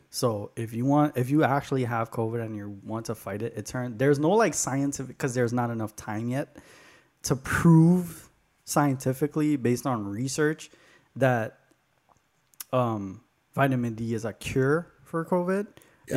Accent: New York, United States; moved away; also born or lived in Arizona; I'm from New York, and then I was in Arizona

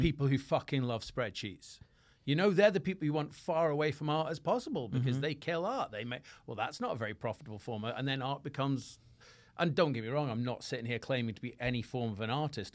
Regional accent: Scotland, United Kingdom; moved away; also born or lived in England; I was a Scotsman

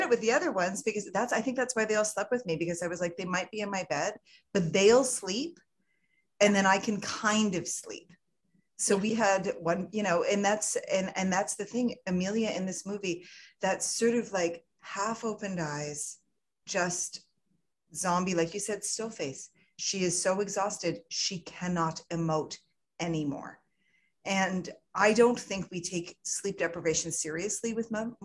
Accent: Canada; I'm Canadian. I'm Canadian

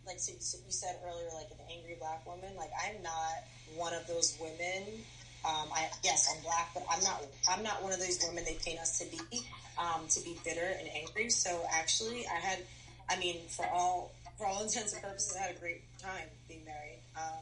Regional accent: New York, United States; moved away; So I'm from New York

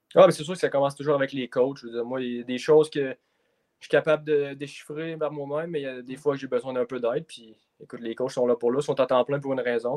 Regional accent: Donnacona, Quebec, Canada; ma ville natale de Danakona

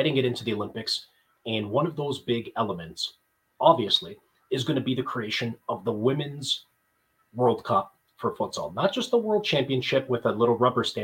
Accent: Canada; growing up in Canada, in the Portuguese neighborhood

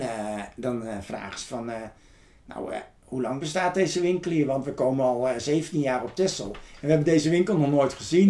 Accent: Ede, Gelderland, Netherlands; now in Texel, Netherlands; ik ben geboren in Ede

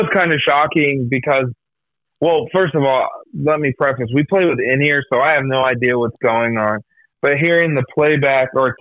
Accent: Iowa, United States; we're all from Iowa.

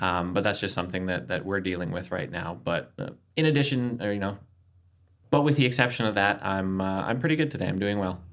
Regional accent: Canada; moved away as an adult; now in Adelaide, Australia; from Canada, but my wife is from Adelaide.

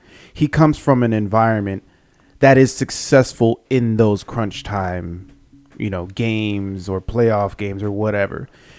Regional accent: San Antonio, Texas, United States; San Antonio

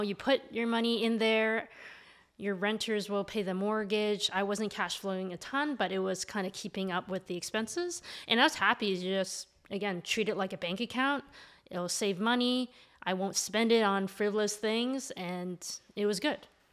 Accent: Mississauga, Ontario, Canada; now in Toronto, Canada; I grew up in Mississauga. I now live in Toronto.

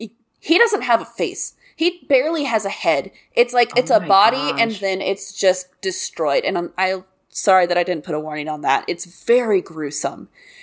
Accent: the Bible Belt, United States; I grew up in the Bible Belt where people are truly fucked up.

